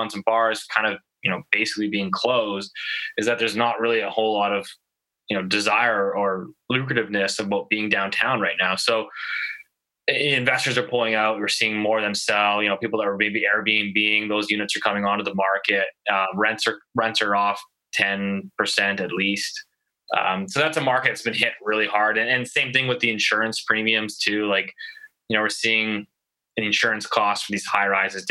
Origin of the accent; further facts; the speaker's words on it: Richmond, British Columbia, Canada; now in Vancouver, Canada; I grew up in Richmond, so I still get some stuff there.